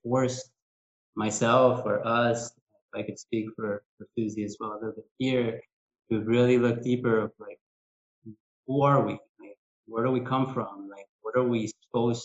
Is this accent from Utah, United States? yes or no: no; Southern California, United States; moved away as an adult; also born or lived in Mexicali, Mexico / Imperial Valley, California / Riverside County, California; now in Cancun, Mexico; I was born in Mexicali, but I grew up in Southern California, in the Imperial Valley and then in Riverside County